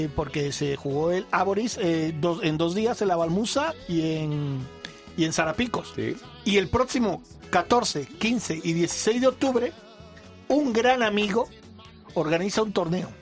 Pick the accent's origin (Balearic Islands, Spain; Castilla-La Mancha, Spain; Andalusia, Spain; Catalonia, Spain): Balearic Islands, Spain; Mallorca; moved away; mi tierra, a Mallorca.